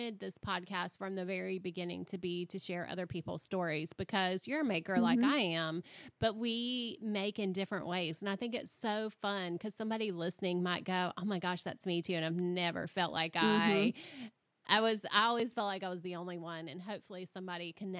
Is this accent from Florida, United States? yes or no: yes; Florida, United States; I come from Florida, so our heat is so different